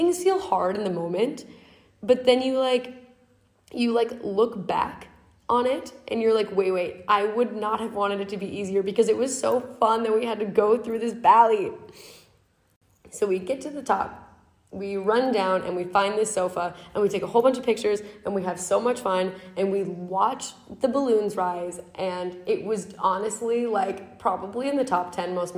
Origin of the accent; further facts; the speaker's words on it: United States; in Riyadh as an American